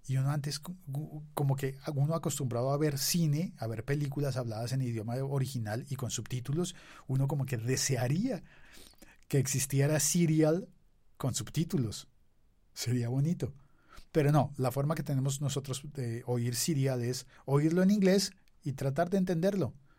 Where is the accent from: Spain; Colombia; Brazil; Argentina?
Colombia; Soy colombiano.